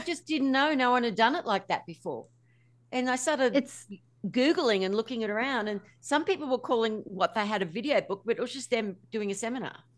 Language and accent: English; Australia; I'm Australian